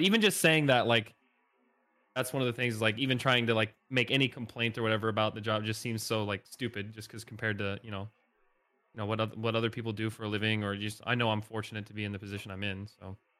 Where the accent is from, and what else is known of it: Northeast Indiana, United States; born or raised there; moved away as an adult; now in Nashville, United States